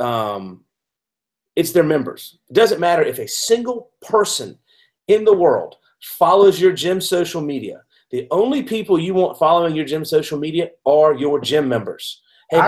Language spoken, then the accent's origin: English; Georgia, United States; now in Seattle, United States; I'm from Georgia originally. I live in Seattle now.